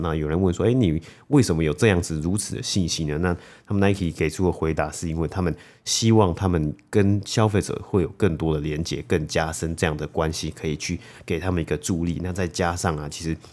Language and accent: Chinese; Taiwan; moved away; 小时候在台湾的时候